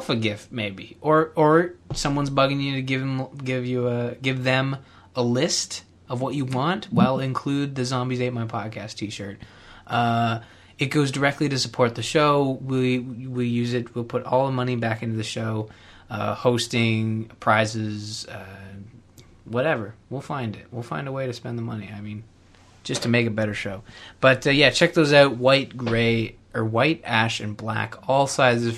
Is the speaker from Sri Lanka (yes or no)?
no; Canada; I'm Canadian